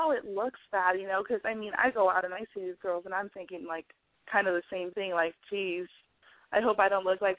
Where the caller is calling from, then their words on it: Washington, United States; I'm 21, and I'm calling from Washington.